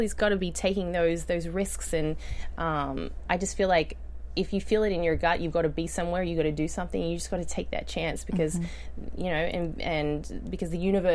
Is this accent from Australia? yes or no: yes; Australia; moved away; you can tell from my accent, I grew up in Australia.